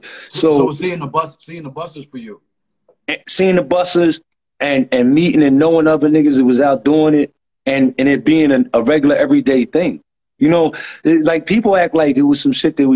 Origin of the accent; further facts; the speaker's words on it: Philadelphia, Pennsylvania, United States; I hail from Germantown. I'm an uptown nigga, born and raised